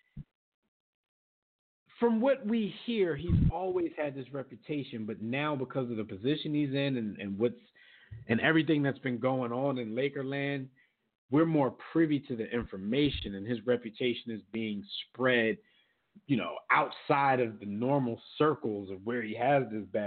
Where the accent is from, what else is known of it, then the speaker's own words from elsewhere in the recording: Philadelphia, Pennsylvania, United States; moved away; I'm a native Philadelphia, born and raised in Philadelphia. I no longer live there